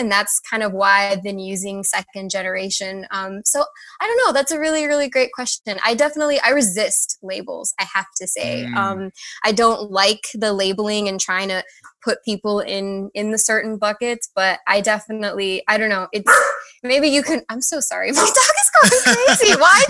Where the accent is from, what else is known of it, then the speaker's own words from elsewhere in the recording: Miami, Florida, United States; moved away as an adult; now in North Carolina, United States; I was born and raised in Miami, Florida.